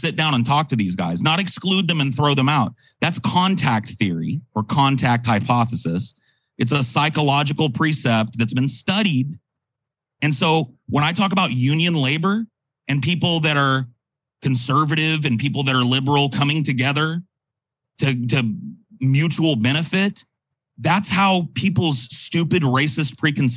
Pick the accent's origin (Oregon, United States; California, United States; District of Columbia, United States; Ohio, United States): California, United States; as a Californian